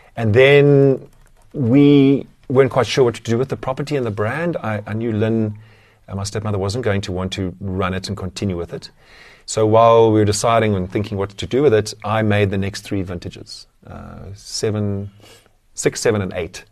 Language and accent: English; Somerset West, Western Cape, South Africa; I grew up in Somerset West, so not on the beach, but very close to Strand